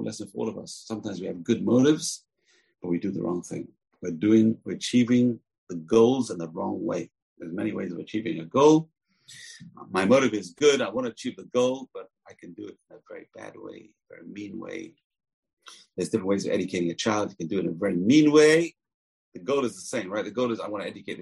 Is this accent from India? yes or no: no; England, United Kingdom; I grew up in England